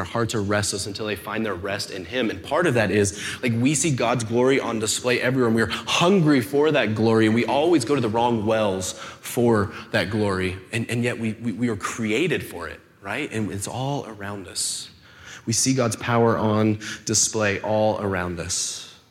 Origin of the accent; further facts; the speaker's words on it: Rancho Cucamonga, California, United States; moved away as an adult; also born or lived in Texas; I was born and raised here in Rancho, and my folks' house is up, tucked into the foothills